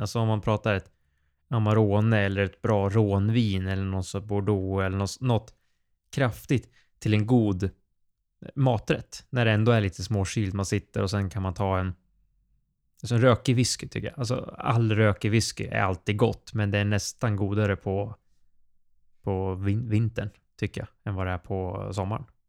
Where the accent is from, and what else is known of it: Sweden